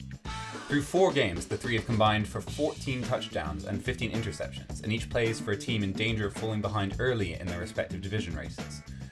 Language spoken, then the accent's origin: English; United States; Given that I'm American